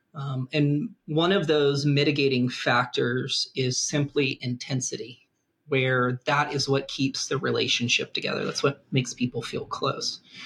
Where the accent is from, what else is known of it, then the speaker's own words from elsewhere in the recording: the American South, United States; I'm from the American South